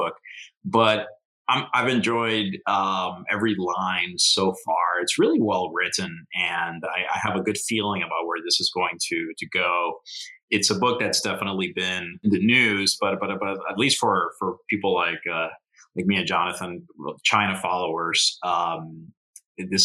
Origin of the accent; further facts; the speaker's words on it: Puerto Rico; I grew up in Puerto Rico, and Don Quixote was part of the curriculum.